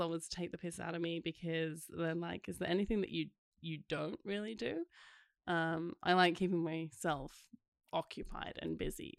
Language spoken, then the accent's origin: English; South Africa; also born or lived in Scotland; originally Scottish, and then I grew up in South Africa